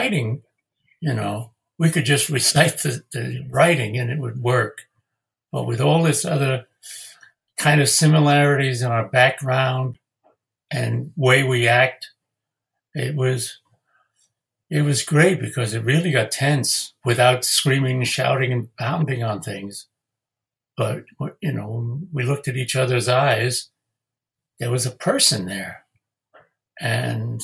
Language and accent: English; New York City, New York, United States; I grew up in Queens, which, you know, Richmond Hill